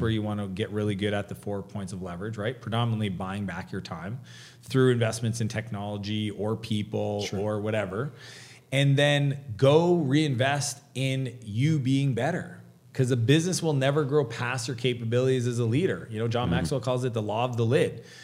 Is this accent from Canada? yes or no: yes; Canada; I'm Canadian.